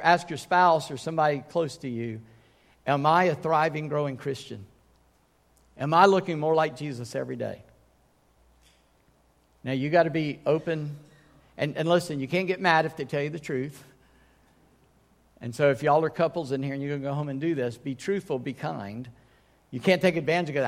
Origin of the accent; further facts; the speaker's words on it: Charleston, United States; when I was born in Charleston in 1959.